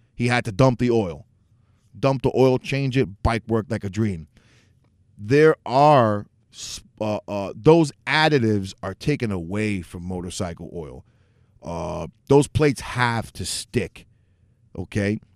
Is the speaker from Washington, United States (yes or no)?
no; New York City, New York, United States; moved away as an adult; also born or lived in Northeast Bronx; now in Orange County, New York, United States; I'm originally from New York City, but I moved about an hour and a half out in a suburb of the city up north, Orange County